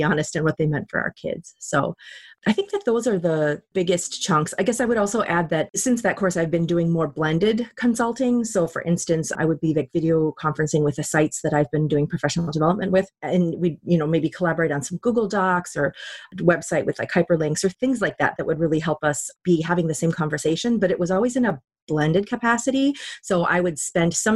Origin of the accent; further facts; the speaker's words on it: Minnesota, United States; moved away; I'm from Minnesota originally